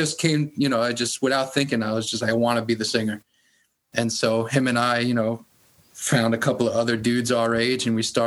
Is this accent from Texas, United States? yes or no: no; New York City, New York, United States; being also from Queens, you know, growing up in Queens, living in Queens my whole life